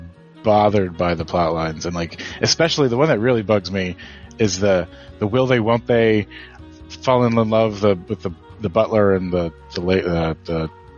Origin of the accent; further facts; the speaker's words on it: Canada; I'm a Canadian.